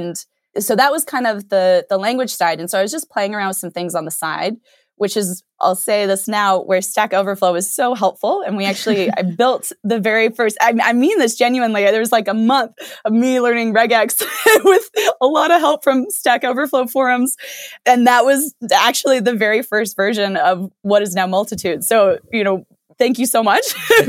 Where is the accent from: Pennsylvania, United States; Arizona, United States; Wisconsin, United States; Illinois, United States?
Arizona, United States; I grew up in Arizona and then did my college degree out at Stanford.